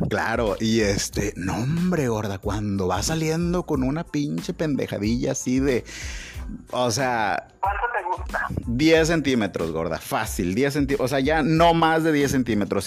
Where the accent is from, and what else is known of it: Mexico; also born or lived in Tabasco